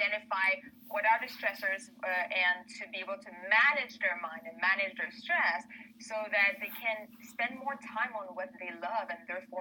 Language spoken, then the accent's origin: English; Canada; now in Spain; I'm Canadian. I'm French-Canadian.